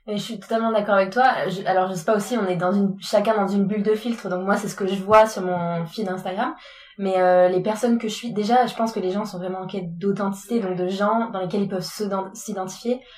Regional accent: France; en tant que Français

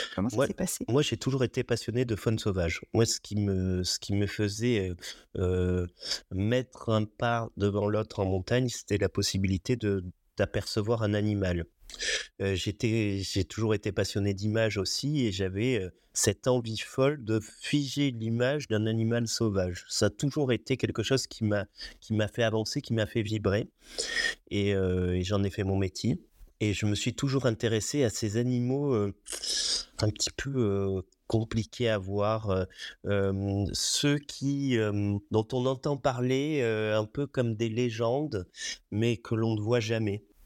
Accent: Roya Valley, Provence-Alpes-Côte d'Azur, France; also born or lived in Nice; je, suis enfant de la vallée de la Roya, effectivement. J'ai vécu dans cette vallée. Je suis né euh, à Nice, mais euh, dès les premiers jours euh, après ma naissance, je suis remonté dans, cette vallée

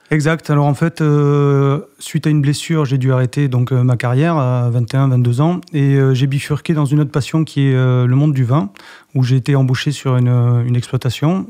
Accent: Les Aldudes, Nouvelle-Aquitaine, France; moved away; je suis originaire du Pays Basque, d'un petit coin qui s'appelle Les Aldudes

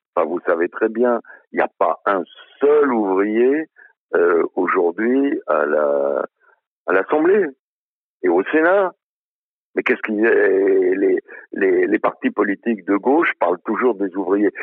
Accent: Budapest, Hungary; now in France; je suis né à Budapest

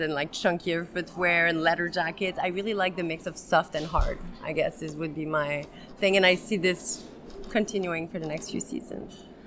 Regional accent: Montreal, Quebec, Canada; I'm from Montreal, Quebec, Canada

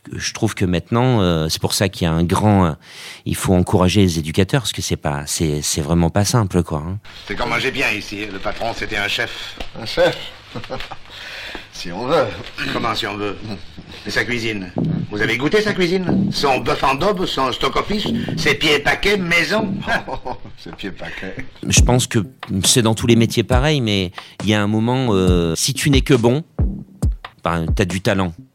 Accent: Auvergne-Rhône-Alpes, France; je suis d'Auvergne

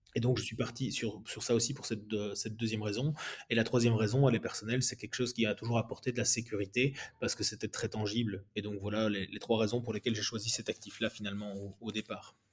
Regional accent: Belgium; moi je suis belge

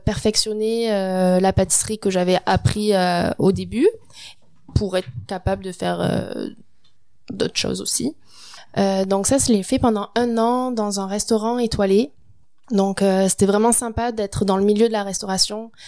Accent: France; moved away as an adult; now in Quebec, Canada; commencé la pâtisserie en apprentissage en France, donc à mes 16 ans

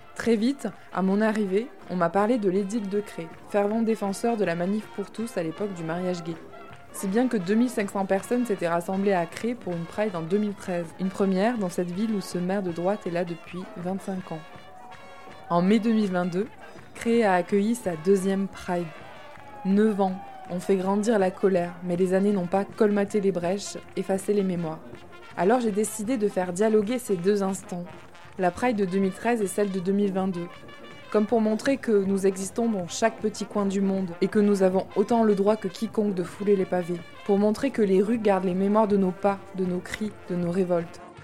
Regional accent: Tarn, Occitania, France; also born or lived in Toulouse; now in Crest, France; Je suis née dans le Tarn, un département plutôt rural, que j'adore, mais qui n'a pas été pour moi un lieu de construction queer

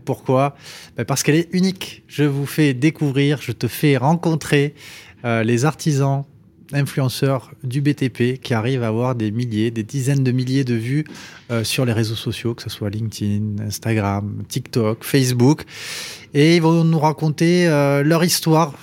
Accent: Toulouse, Occitania, France; mon pays, de Toulouse.

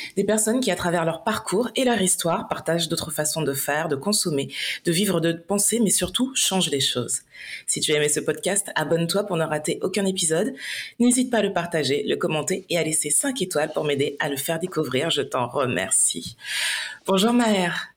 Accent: Martinique; on vient tous les deux de la Martinique

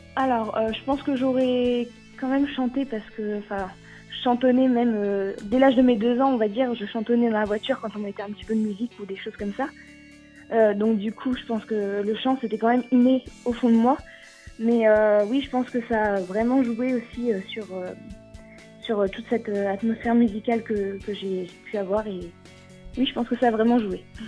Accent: Vichy, Auvergne-Rhône-Alpes, France; je viens de Vichy, en Allier, dans l'Auvergne

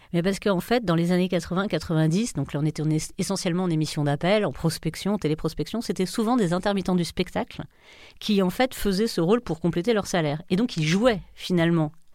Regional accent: France; on est dans une culture latine, on est français

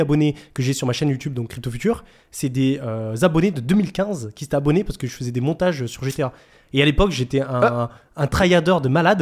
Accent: France; accent: French; ils entendaient mon, accent français. Du coup, ils disaient Ah, t'es français

